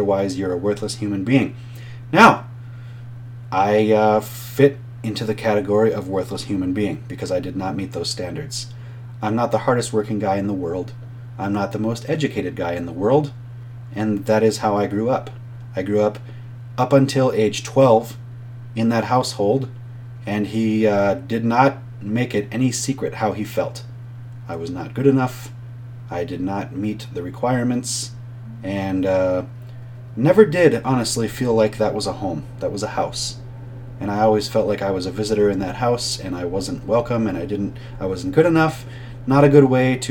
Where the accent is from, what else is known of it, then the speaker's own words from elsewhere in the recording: Minnesota, United States; I was from Minnesota